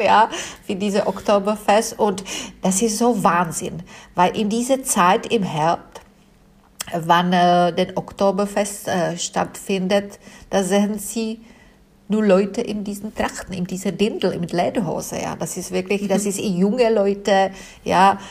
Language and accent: German; South Bohemian Region, Czechia; German is a second language; moved away as an adult; now in Munich, Germany; Ich stamme aus Südbämen und es ist nicht weit äh, von äh, den tschechischen Grenzen